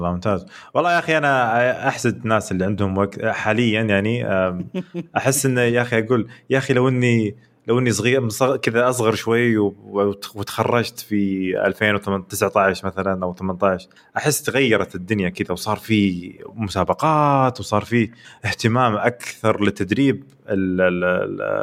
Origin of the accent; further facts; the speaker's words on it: Saudi Arabia; احنا كشعب سعودي